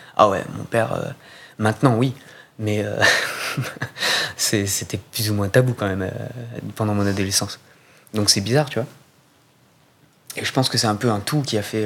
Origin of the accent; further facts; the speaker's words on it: Corsica, France; quand j'étais ado, d'ailleurs en Corse